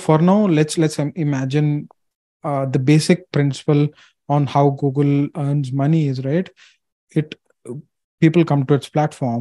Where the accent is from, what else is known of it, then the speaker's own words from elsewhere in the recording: India; I'm an Asian, I'm from India